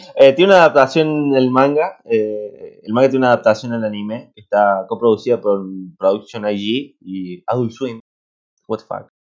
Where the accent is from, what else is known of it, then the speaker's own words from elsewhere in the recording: Argentina; somos argentinos.